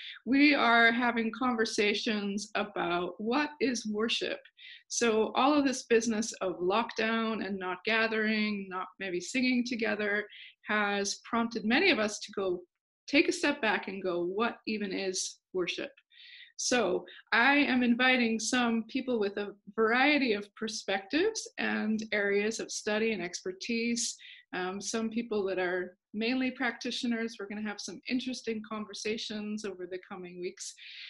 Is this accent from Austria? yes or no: yes; Austria; also born or lived in United States; now in Northern Ireland, United Kingdom; My accent is, so I was born in the States, okay. And then I was raised in Austria. My parents were missionaries.